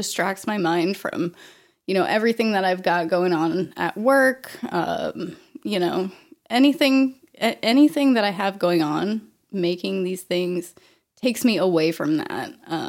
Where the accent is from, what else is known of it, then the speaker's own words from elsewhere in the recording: Auburn, Maine, United States; also born or lived in Vermont; now in Portland, United States; So I'm originally from Auburn, central Maine. I went off to college in Vermont for a few years, really, really spread my wings there. Moved back to Maine, to Auburn, my parents' house